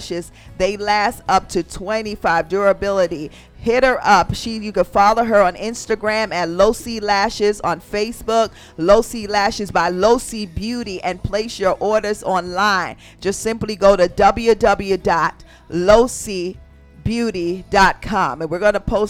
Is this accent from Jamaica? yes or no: yes; Jamaica; I'm from Jamaica